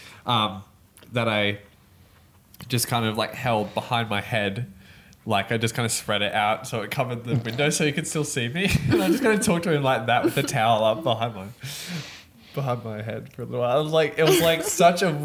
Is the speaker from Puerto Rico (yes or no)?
no; Australia; I'm from Australia